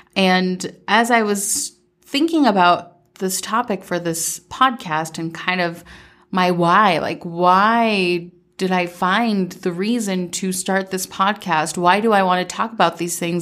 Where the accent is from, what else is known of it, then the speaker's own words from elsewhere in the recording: Minnesota, United States; also born or lived in Medellín, Colombia; I was born in Medellin, Colombia, and I moved to Minnesota when I was seven and mostly grew up in Minnesota